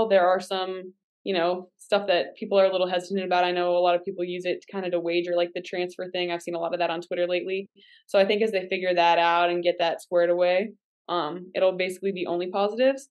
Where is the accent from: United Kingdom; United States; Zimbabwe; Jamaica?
United States; Pittsburgh, Pennsylvania; moved away; I am from the Pittsburgh area